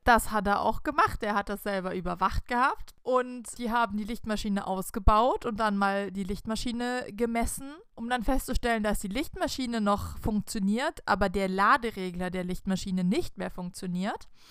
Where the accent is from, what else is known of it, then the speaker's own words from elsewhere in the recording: the Swiss border, Baden-Württemberg, Germany; wir sind an der Schweizer Grenze aufgewachsen